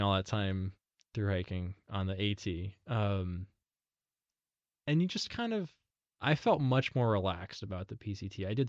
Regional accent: Connecticut, United States; also born or lived in Maine; Yeah, so I'm a Yankee boy. I'm from Connecticut. I've spent all of my adult life and a significant portion of my childhood in Maine.

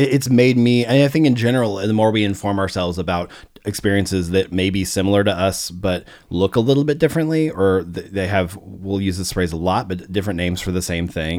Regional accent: Arkansas, United States; moved away; also born or lived in St. Louis, Missouri / Oklahoma; I grew up in Arkansas

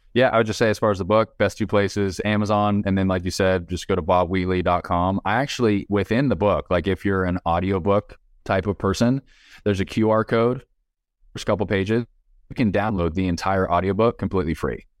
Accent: United States; I'm an American.

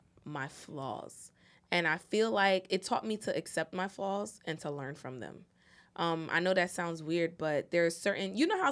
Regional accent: Irvington, New Jersey, United States; I'm from Irvington. You know how niggas say where they from when they

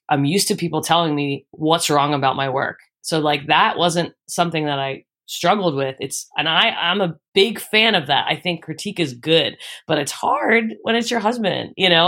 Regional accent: Philadelphia, Pennsylvania, United States; moved away as an adult; now in Austin, United States; I grew up in the Northeast in uh, Homes, like super close to Fox Chase

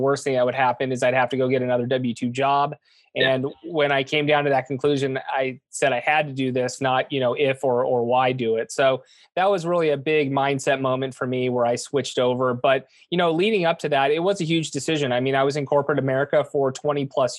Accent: Southern California, United States; born and raised in Southern California

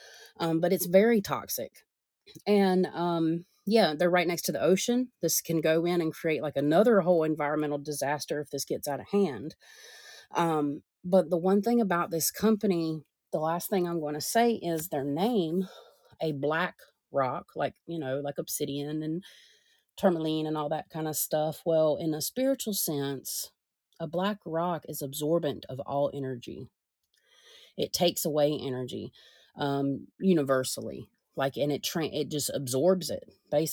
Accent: United States; us Americans

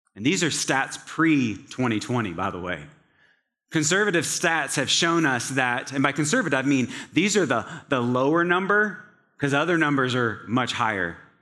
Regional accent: Scottsville, Virginia, United States; now in Atlanta, United States; in the small town of Scottsville, Virginia, located in central Virginia, the town has about a population of five hundred people

